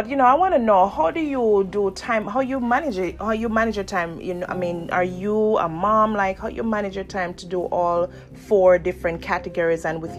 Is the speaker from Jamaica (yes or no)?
yes; Jamaica; now in United States; Jamaicans, we're very hardworking people.